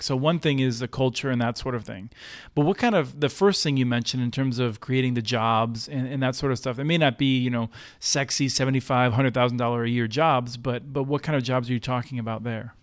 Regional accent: Eastern Pennsylvania, United States; I grew up in Eastern Pennsylvania

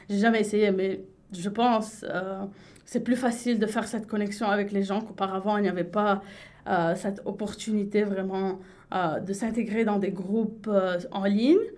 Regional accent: Lebanon; elle a cru pour presque trois ans que j'étais française, même si à chaque fois je lui rappelais que j'étais libanaise.

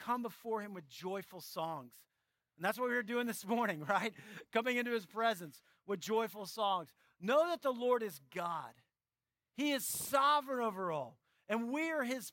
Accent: San Antonio, Texas, United States; moved away; I grew up in San Antonio

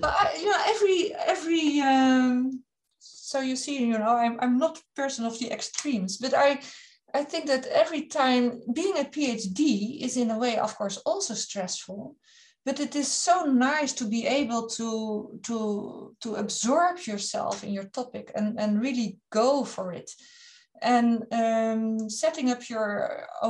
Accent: Netherlands; I'm from the Netherlands

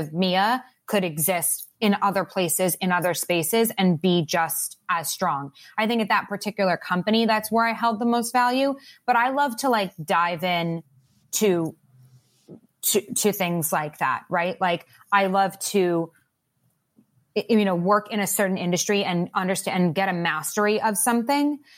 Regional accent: Long Island, New York, United States; I grew up on Long Island, like, right outside of New York

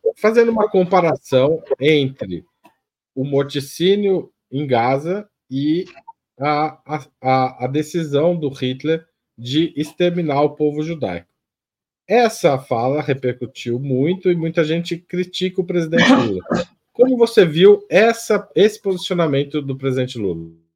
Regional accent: Western São Paulo, Brazil; eu sou do Oeste Paulista

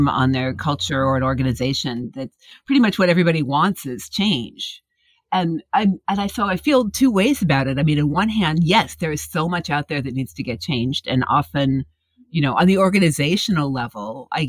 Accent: Midwest, United States; where I grew up in the Midwest

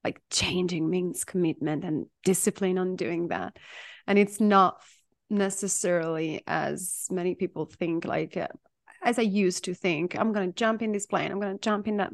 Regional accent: Italy; I'm Italian

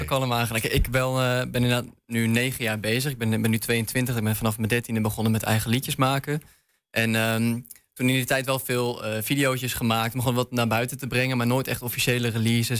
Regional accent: Leeuwarden, Friesland, Netherlands; moved away as an adult; now in Enschede, Netherlands; Ik kwam oorspronkelijk uit Leeuwarden

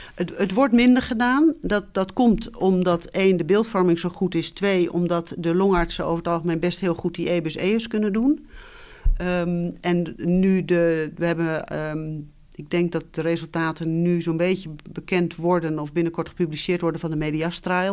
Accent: Twente, Overijssel, Netherlands; moved away as an adult; also born or lived in Utrecht / Tilburg / Nijmegen; opgegroeid ben ik in Twente, in een klein dorp

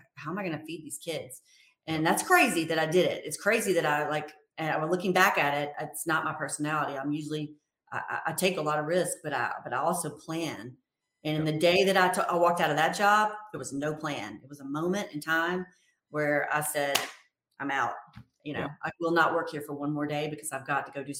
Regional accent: Mobile, Alabama, United States; my hometown. I'm from Mobile, Alabama

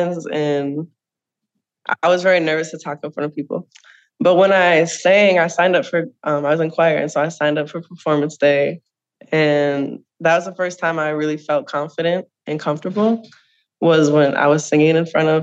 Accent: St. Michael, Minnesota, United States; now in Minneapolis, United States; I grew up in St. Michael, Minnesota

